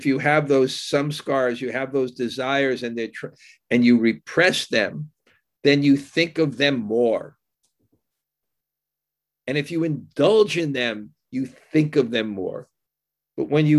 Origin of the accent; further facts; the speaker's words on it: Vrindavan, Uttar Pradesh, India; moved away; I grew up in Vrindavan